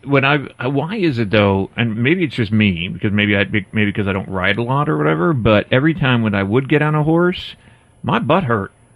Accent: Northeast, United States; when I was a kid growing up in the Northeast

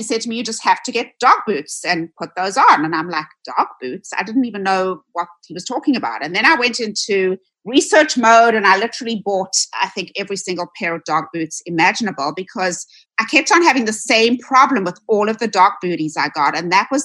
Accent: South Africa; now in United States; I am originally from South Africa. You'll probably hear a bit of an accent. I moved to the United States in 1996

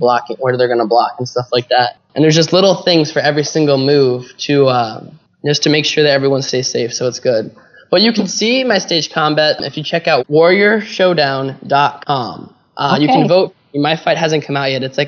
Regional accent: Columbus, Ohio, United States; now in California, United States; I am from Columbus, Ohio

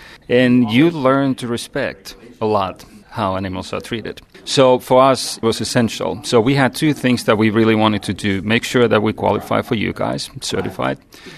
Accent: Finland; accent: Finnish; English is a second language; moved away as an adult; also born or lived in North Carolina; now in United States; I grew up as a kid back in Finland. That's why I'm also using my Finnish accent today. So I grew up there and spent my summers as a tiny, tiny kid with my granddad, who was a veteran, and he was the village butcher.

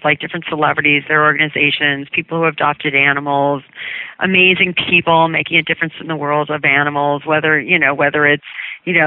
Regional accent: Cleveland, Ohio, United States; now in New York City, United States; I grew up outside of Cleveland, and I always had animals

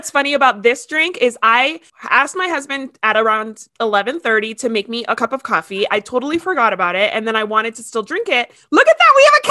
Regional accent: Miami, Florida, United States; moved away; we're both from Miami.

